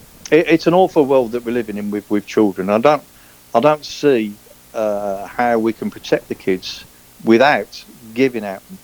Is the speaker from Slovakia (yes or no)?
no; England, United Kingdom; moved away as an adult; now in Spain; I've always felt I was brought up British, and it's robbed of me. I'm now forced to say, I'm English. Why? Because I'm English because I'm not Scottish, Irish, or Welsh. Therefore, I am English